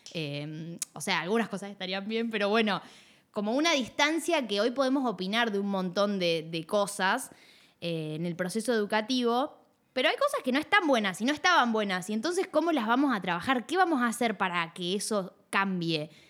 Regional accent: Puerto Madryn, Chubut, Argentina; de Puerto Madryn, de donde soy yo

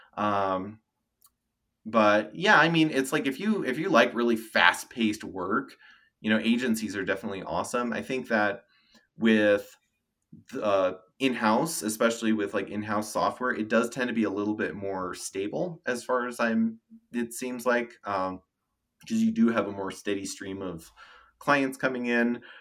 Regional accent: Denver, Colorado, United States; moved away as an adult; also born or lived in California / Knoxville, Tennessee; I was born and raised in Denver

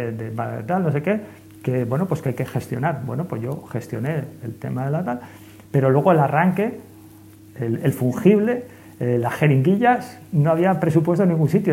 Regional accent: Santander, Cantabria, Spain; also born or lived in Madrid; yo soy más cántabro santanderino que madrileño. Por supuesto, ¿no? Pues la familia de mi madre es de de Cantabria y entonces pues me he criado al

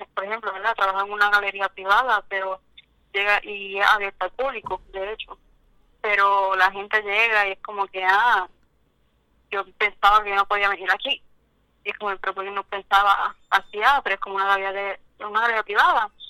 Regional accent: Cabo Rojo, Puerto Rico; soy de Cabo Rojo

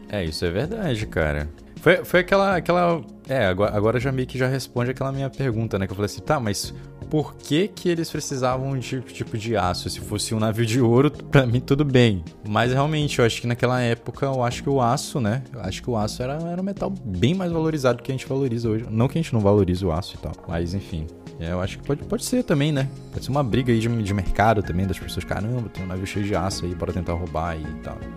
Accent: Manaus, Amazonas, Brazil; eu sou de Manaus

